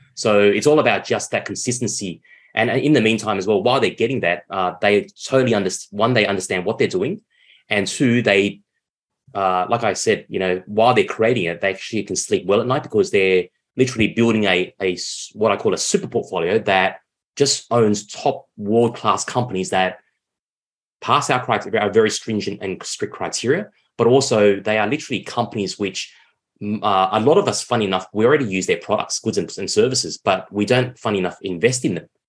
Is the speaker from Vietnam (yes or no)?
yes; Vietnam; my home country, Vietnam